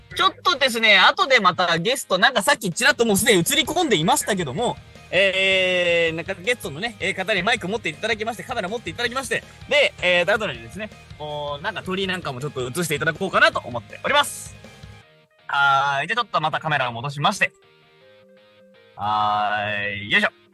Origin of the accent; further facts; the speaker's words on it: Arakawa, Tokyo, Japan; 私はだって荒川区の出身です。